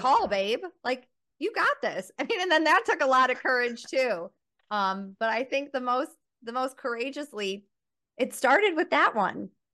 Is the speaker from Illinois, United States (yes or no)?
yes; Chicago, Illinois, United States; moved away as an adult; now in Johannesburg, South Africa; I'm someone who grew up in a suburb of Chicago